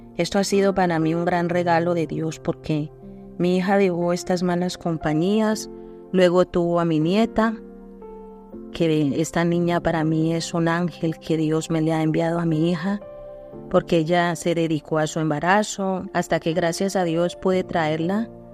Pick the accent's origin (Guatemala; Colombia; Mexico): Colombia; Soy de Colombia